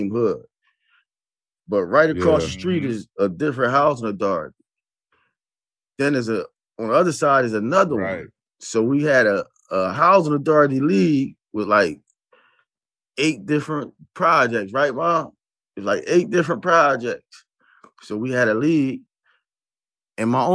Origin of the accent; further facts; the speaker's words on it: Camden, New Jersey, United States; I grew up in Camden. So, you know, I was in the project